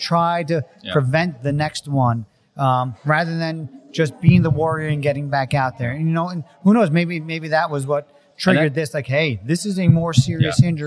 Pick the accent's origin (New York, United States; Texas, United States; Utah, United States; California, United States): New York, United States; I grew up in New York